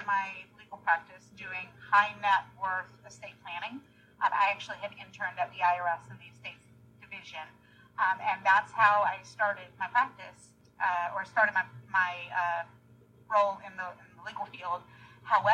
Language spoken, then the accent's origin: English; North Carolina, United States; moved away; I'm a North Carolina girl